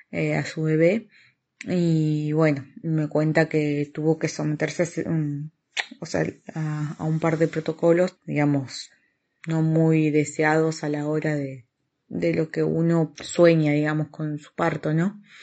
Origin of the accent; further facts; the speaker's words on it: Argentina; now in Oviedo, Spain; soy argentina, tengo 37 años, vivo en Oviedo, estoy embarazada de 33 semanas